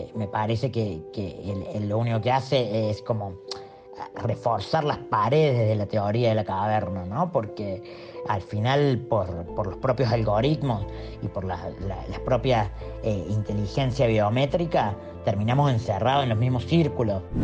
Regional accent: Córdoba, Argentina; soy artista y de Córdoba

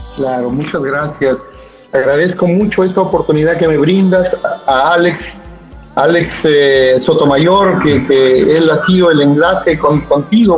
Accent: Cajamarca, Peru; moved away as an adult; also born or lived in Europe; now in Trujillo, Peru; yo soy de Cajamarca

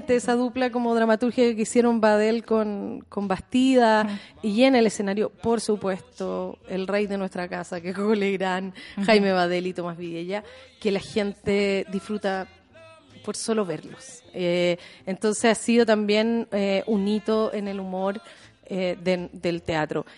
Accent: Chile

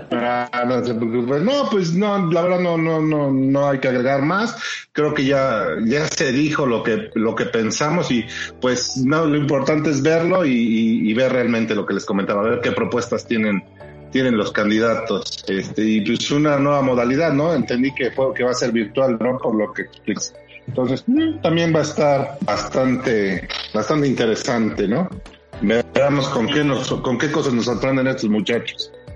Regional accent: Puebla, Mexico; como poblano

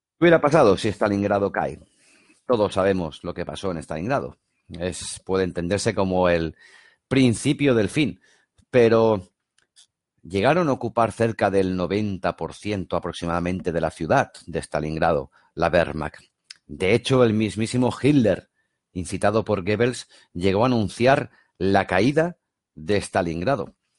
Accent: Barcelona, Catalonia, Spain; yo soy de Barcelona

